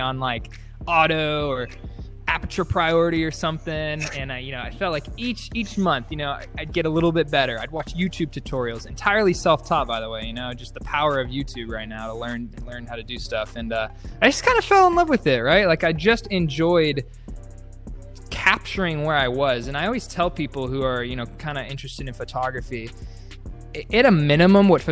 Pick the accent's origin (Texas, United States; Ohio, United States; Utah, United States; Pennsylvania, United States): Texas, United States; Dallas; I grew up in Dallas, Texas